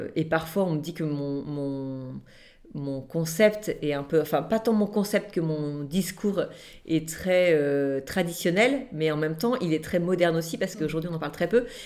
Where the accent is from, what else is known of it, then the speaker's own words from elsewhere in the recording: Nantes, Pays de la Loire, France; now in Toulon, France; on habite aujourd'hui Toulon, mais à la base, je suis originaire de Nantes